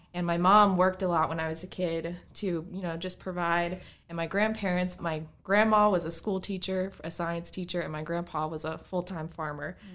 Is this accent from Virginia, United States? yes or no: yes; Bridgewater, Virginia, United States; I'm from here, actually. I grew up in Bridgewater.